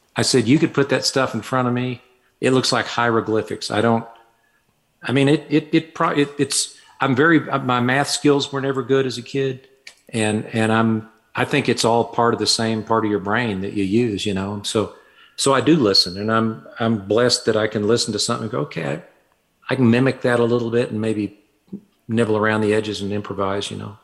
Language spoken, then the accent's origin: English; Fayetteville, Arkansas, United States; moved away as an adult; I was born in Fayetteville, Arkansas, grew up there, and lived there until I was about 24